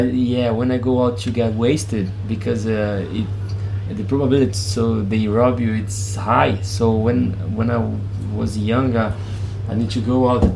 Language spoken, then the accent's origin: English; Rio de Janeiro, Brazil; English is a second language; we are born and raised in Rio.